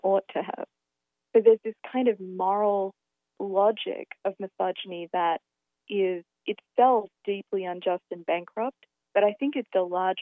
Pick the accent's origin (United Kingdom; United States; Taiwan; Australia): Australia; being Australian